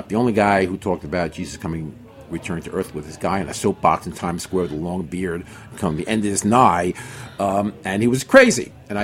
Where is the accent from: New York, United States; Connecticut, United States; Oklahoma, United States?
New York, United States; New York City; I'm from New York City, so there wasn't a lot, religion wasn't there